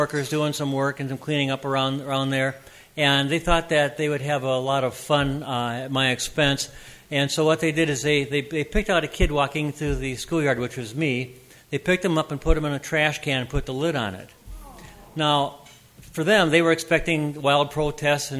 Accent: Minneapolis, Minnesota, United States; I was born in Minneapolis

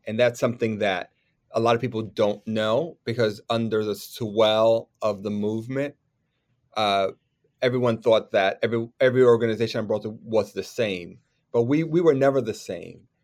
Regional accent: New York, United States; as a New Yorker kid, as a theater worker

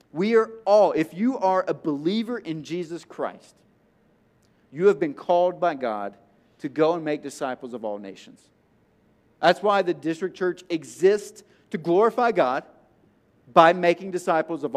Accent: Tennessee, United States; I'm from Tennessee

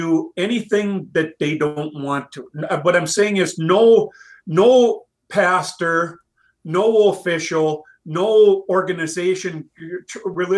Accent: East Central Minnesota, United States; I grew up in East Central Minnesota, not far away from the Twin Cities on the west side

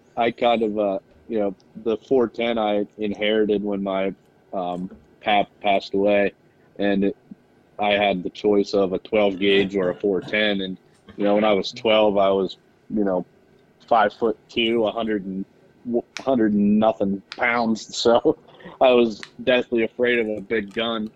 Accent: Central Pennsylvania, United States; I'm from Central Pennsylvania, uh, just a small little farm town

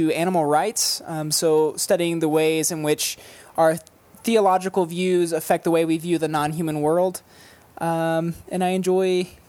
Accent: North Florida, United States; I grew up in North Florida. In a conservative, evangelical setting, kind of moved away from that over the years and have slowly kind of been pulled back into the Christian faith.

